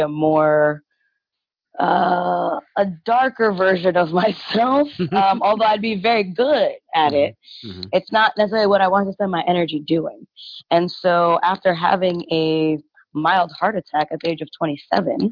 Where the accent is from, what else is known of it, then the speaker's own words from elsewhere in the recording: New York City, New York, United States; moved away as an adult; also born or lived in Concord, Massachusetts; now in Atlanta, United States; I grew up in Spanish Harlem. I grew up in Brownsville, Brooklyn